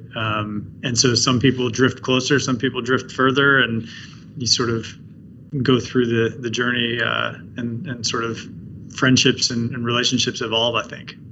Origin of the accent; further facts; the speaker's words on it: between Baltimore and Washington, Maryland, United States; I grew up on the East Coast. I grew up between Baltimore and Washington